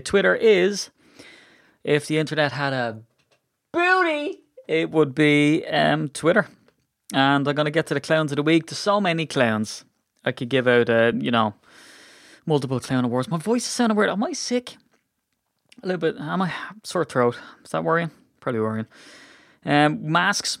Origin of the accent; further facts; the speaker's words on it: Ireland; as an Irishman